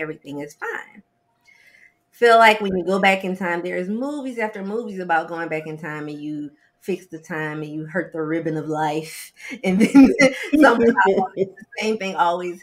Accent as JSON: {"language": "English", "town": "New Orleans", "region": "Louisiana", "country": "United States", "moved": "yes", "lives_now": "Atlanta, United States", "said": "I am originally from New Orleans, and now I live in Atlanta, Georgia."}